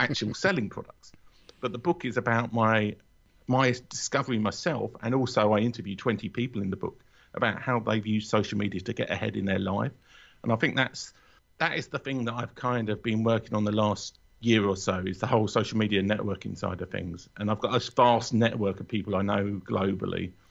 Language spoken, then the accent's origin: English; London, United Kingdom; also born or lived in Watford; I'm a Londoner